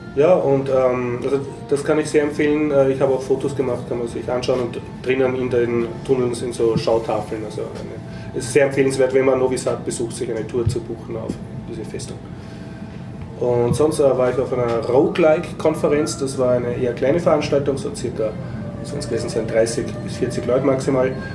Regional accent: Austria; als Österreicher

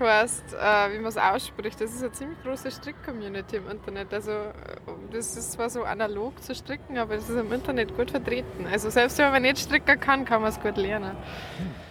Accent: Lower Bavaria, Germany; accent: Lower Bavarian; mit meinem niederbayerischen Dialekt

